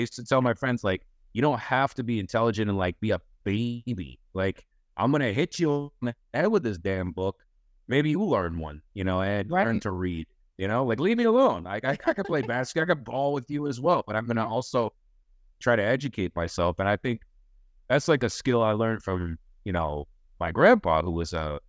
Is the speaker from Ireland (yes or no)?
no; Pompano Beach, Florida, United States; Now I'm from Pompano Beach, Florida. So I used to drive through Parkland all the time.